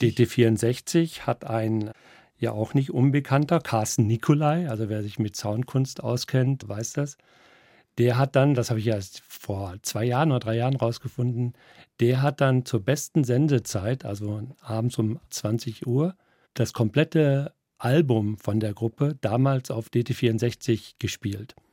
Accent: Coesfeld, North Rhine-Westphalia, Germany; moved away as an adult; now in Munich, Germany; Ich bin 1963 in Westfalen geboren, in der Nähe von Münster und in Coesfeld

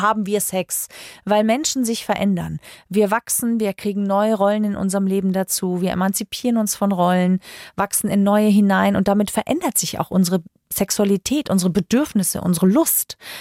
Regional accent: Germany; bei uns in Deutschland

